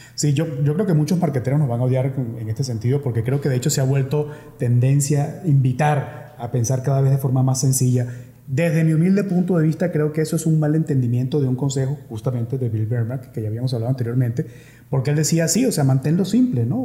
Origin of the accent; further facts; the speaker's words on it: Venezuela; now in Mexico; como venezolano